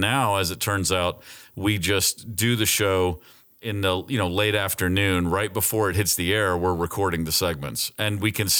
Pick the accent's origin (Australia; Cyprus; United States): United States; Muskegon, Michigan; born there; No, I was born in Muskegon, Michigan. My parents are both Detroit natives. And so it's very much a Detroit family